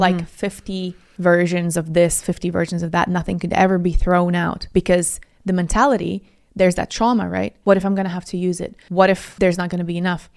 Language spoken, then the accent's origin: English; Latvia; also born or lived in Italy / Moscow; now in United Kingdom; And I'm from Latvia originally, but I also live in Italy for almost six years